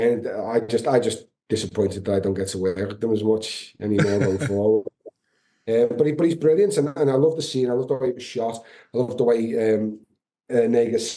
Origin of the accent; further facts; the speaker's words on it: Liverpool, North West England, United Kingdom; my hometown